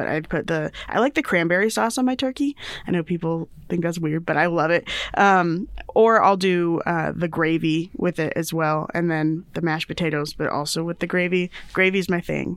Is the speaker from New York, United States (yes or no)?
no; Indiana, United States; I grew up in Indiana